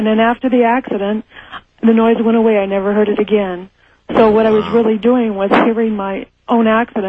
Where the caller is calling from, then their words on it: Los Angeles, California, United States; I'm from Los Angeles.